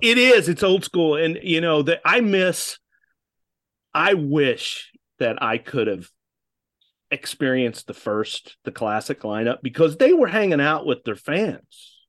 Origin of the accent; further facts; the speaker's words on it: United States; accent: American; they were shocked when they heard my accent